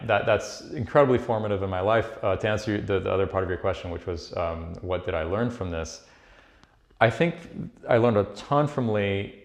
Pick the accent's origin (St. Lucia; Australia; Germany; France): France; Paris, Île-de-France; now in New York, United States; I was born in Paris. I grew up there.